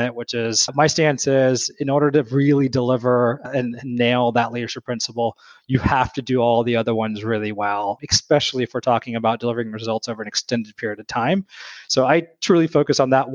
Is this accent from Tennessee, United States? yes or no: yes; Tennessee, United States; born and raised in Tennessee